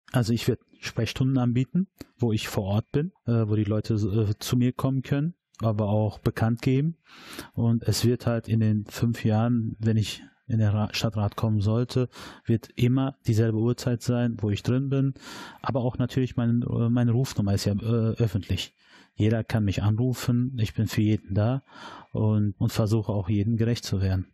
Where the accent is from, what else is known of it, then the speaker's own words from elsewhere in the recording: Dortmund, North Rhine-Westphalia, Germany; bin da geboren, da groß geworden und ich erlebe die Nordstadt.